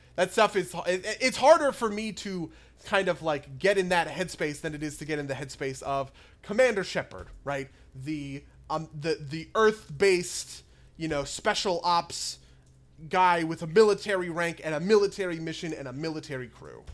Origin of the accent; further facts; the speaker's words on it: New Jersey, United States; we're both from New Jersey